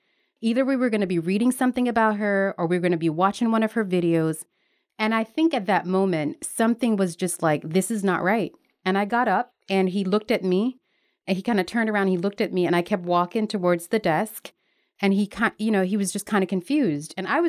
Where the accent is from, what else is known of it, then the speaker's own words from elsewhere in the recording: Newark, New Jersey, United States; I grew up in Newark, New Jersey, which was basically a ghetto. It was considered the Black Hood.